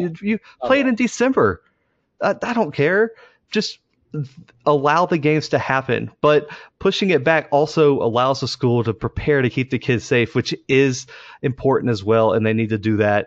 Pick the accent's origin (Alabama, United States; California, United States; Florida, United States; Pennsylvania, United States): Alabama, United States; Mobile; we're from Mobile